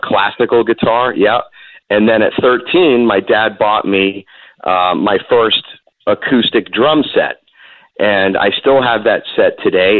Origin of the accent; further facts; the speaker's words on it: Seminole, Florida, United States; a mall right where I where I lived in Seminole called Gateway Mall